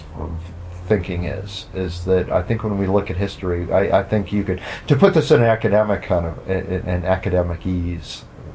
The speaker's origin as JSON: {"language": "English", "country": "United States", "said": "as an American"}